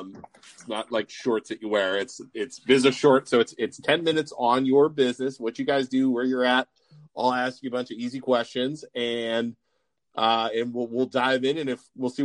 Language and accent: English; South Range, Ohio, United States; I am a South Range graduate.